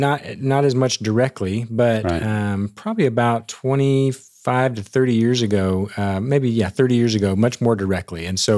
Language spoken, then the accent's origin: English; Dallas, Texas, United States; also born or lived in Ohio; So I was born in Ohio, but we moved down to Texas when I was pretty young and to the Dallas area. So since about the age of three, the Dallas-Fort Worth area has been home, always a little bit north of Dallas.